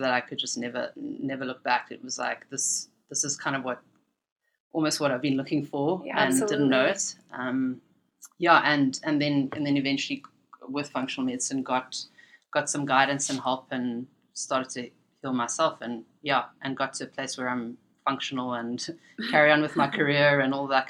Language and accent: English; Cape Town, Western Cape, South Africa; moved away as an adult; now in Canada; growing up in Cape Town and studying in Cape Town, South Africa